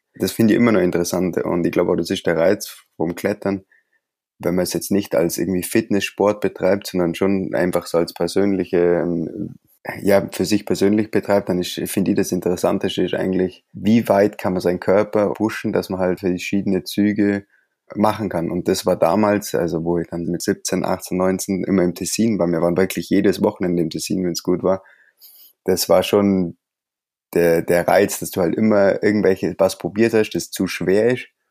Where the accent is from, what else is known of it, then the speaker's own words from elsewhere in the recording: Allgäu, Bavaria, Germany; also born or lived in near Briançon, France; now in France; ich komme aus dem Allgäu